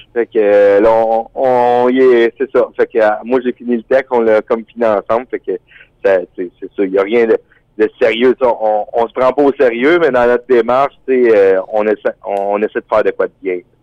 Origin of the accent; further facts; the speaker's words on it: Quebec, Canada; on est des des Québécois là qui aiment le plein air, la nature.